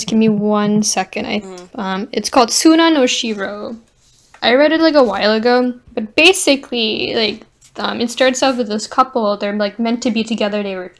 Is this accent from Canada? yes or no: no; India; I'm Indian